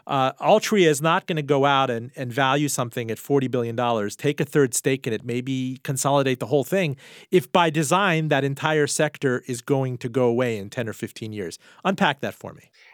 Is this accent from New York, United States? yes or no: no; Miami, Florida, United States; moved away; back in Miami, my hometown as well.